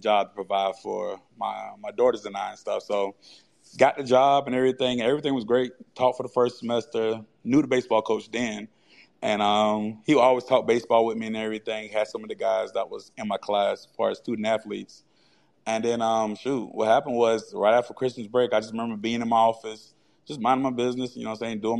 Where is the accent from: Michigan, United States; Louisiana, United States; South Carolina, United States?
South Carolina, United States; moved away as an adult; also born or lived in Memphis, Tennessee; originally born and raised in South Carolina